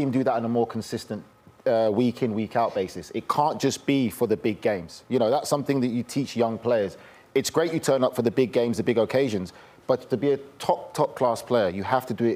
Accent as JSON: {"language": "English", "region": "London", "country": "United Kingdom", "said": "I'm from South London"}